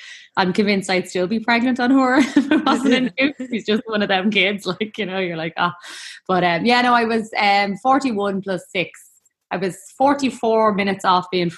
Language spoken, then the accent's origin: English; Dublin, Leinster, Ireland; I am from Talla in Dublin, and I am a mom of four